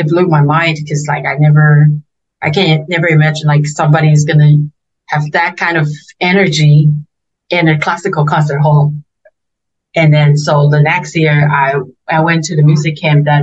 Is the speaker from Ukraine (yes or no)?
no; Taiwan; English is a second language; moved away as an adult; also born or lived in United States; I also miss my hometown